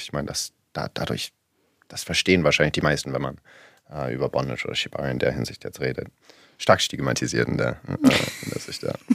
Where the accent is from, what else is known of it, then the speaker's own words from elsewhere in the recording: Berlin, Germany; Ich bin in Berlin groß geworden